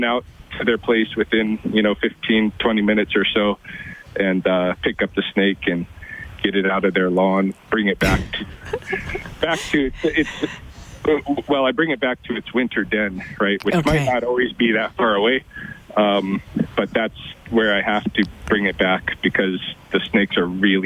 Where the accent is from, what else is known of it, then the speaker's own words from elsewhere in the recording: Oregon, United States; moved away as an adult; also born or lived in Louisiana / Boston, Massachusetts; now in Lethbridge, Canada; I grew up in Oregon